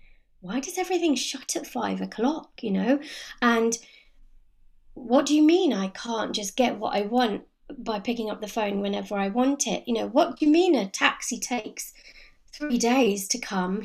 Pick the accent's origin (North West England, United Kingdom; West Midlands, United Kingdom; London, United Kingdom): London, United Kingdom; moved away as an adult; now in Cotswolds, United Kingdom; I was born and brought up in London